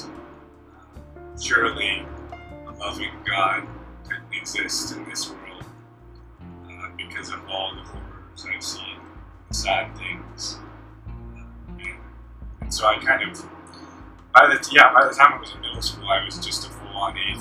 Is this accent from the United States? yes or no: yes; Tennessee, United States; I was born in Tennessee, lived there pretty much my whole life